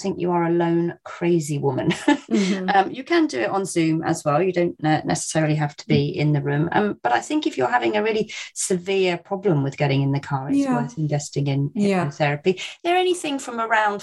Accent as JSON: {"language": "English", "area": "Cornwall", "region": "South West England", "country": "United Kingdom", "tie": "born or raised there", "said": "in Padstow, near where I grew up in Cornwall"}